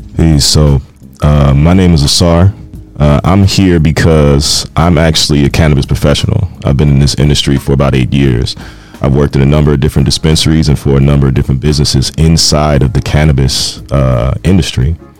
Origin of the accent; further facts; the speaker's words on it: Carson, California, United States; moved away; I also am from uh, California. I grew up in Carson, right next to Compton.